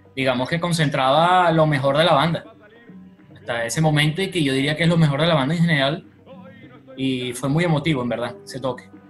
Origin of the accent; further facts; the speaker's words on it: Caracas, Capital District, Venezuela; nos identifica como caraqueños, como venezolanos